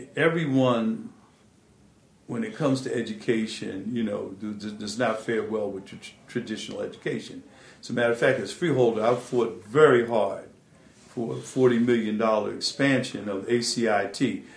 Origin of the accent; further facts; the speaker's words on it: Atlantic City, New Jersey, United States; I had worked in the clothing industry growing up in Atlantic City